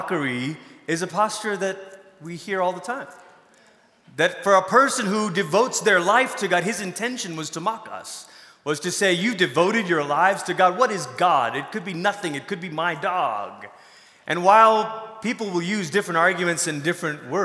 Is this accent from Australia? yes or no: no; Malaysia; moved away; I grew up in Malaysia.